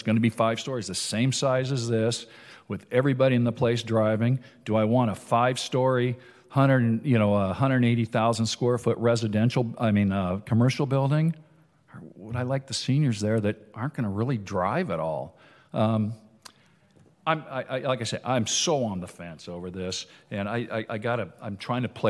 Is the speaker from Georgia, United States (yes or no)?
no; Huntington Beach, California, United States; I grew up in Huntington Harbor. I moved there in 1966. I've been a 58-year resident of Huntington Beach